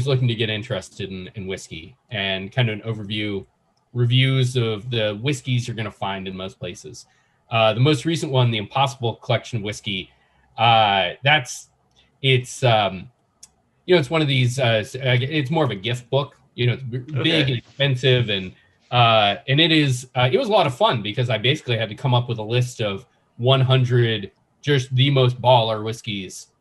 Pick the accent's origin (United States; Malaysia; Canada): United States; Nashville, Tennessee; I grew up in Nashville